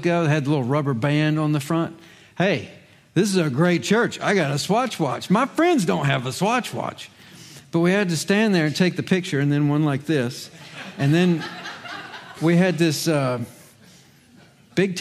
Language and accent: English; Virginia, United States; moved away as an adult; also born or lived in Charlotte, North Carolina; I was 8, that's the age of our youngest, when Dad received a call to ministry in Virginia